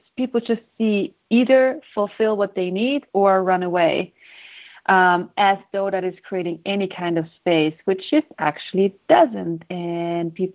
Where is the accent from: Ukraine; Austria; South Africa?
Austria; moved away as an adult; also born or lived in Sweden / Houston, Texas; when I was 19, I moved to Sweden from Austria, and I'm the only child